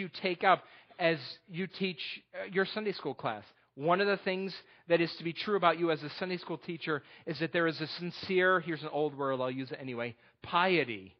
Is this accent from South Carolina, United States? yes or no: no; New York, United States; moved away; also born or lived in Texas; I'm from New York